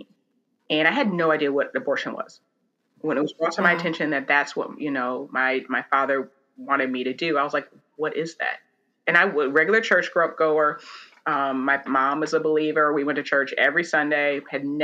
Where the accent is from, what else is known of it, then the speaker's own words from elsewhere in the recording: Oberlin, Ohio, United States; I grew up, I'm from Oberlin, Ohio, where Oberlin College is